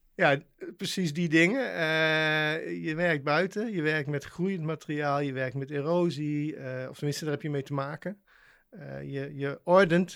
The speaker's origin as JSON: {"language": "Dutch", "town": "Waalwijk", "region": "North Brabant", "country": "Netherlands", "tie": "born or raised there", "said": "ik ben opgegroeid in Waalwijk, dus in Brabant"}